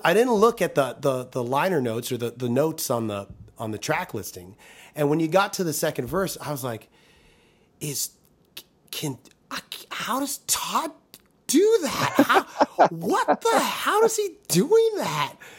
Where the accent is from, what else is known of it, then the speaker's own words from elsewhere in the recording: Toronto, Ontario, Canada; moved away as an adult; growing up in Toronto